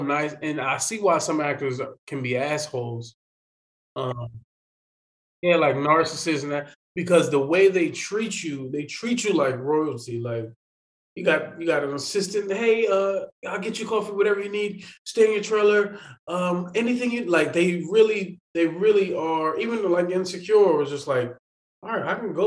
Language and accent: English; Philadelphia, Pennsylvania, United States; I am a Philadelphian, born and raised